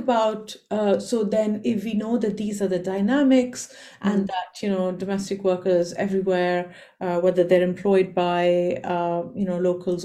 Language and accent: English; India; I come from India